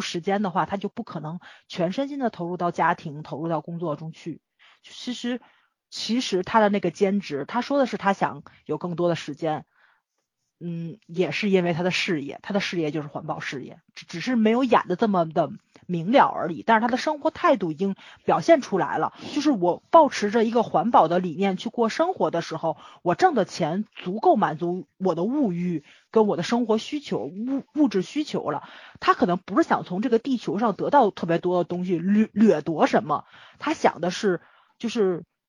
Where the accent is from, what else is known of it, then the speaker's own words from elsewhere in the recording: Tianjin, China; accent: Tianjin dialect; 我们天津话嘛